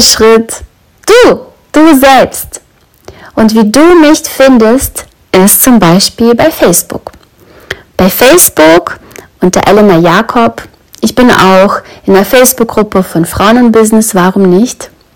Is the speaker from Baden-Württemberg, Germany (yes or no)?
no; Brandenburg, Germany; Ich weiß, wo ich aufgewachsen bin. In Brandenburg.